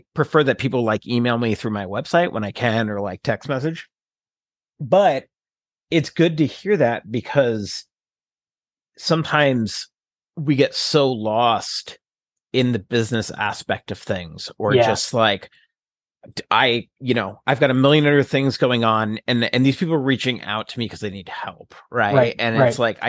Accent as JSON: {"language": "English", "region": "New Jersey", "country": "United States", "tie": "born or raised there", "lives_now": "Seattle, United States", "said": "the difference that I saw between like West Coast or people in Seattle, this area, versus growing up in New Jersey."}